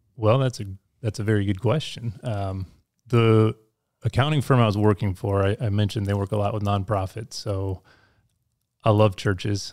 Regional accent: Holland, Michigan, United States; moved away; also born or lived in Colorado; I grew up in Michigan. Um, in the west side of Michigan

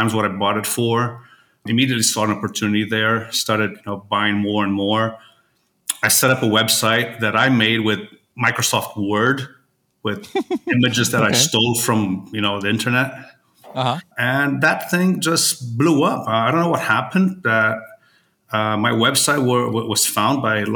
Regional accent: Rio de Janeiro, Brazil; also born or lived in Weston, Florida, United States; Born and raised in Brazil. Yeah. I'm from Rio.

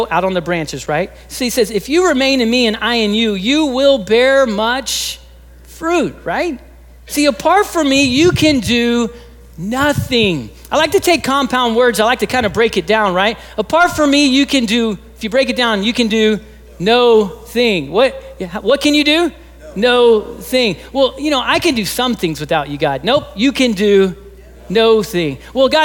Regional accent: Texas, United States; I'm originally from Texas

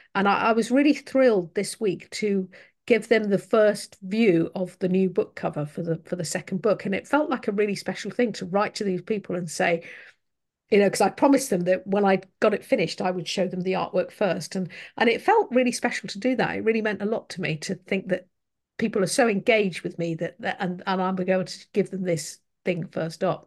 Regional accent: United Kingdom; as a British person

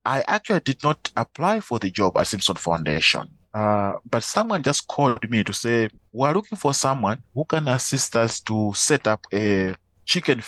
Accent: Malawi; I am from Malawi

